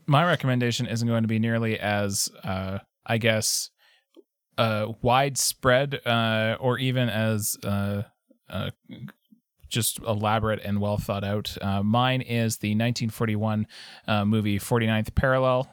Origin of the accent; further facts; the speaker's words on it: Canada; as a Canadian